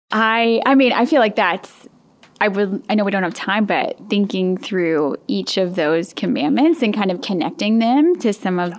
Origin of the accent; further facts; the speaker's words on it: St. Louis, Missouri, United States; moved away; I'm from the St. Louis area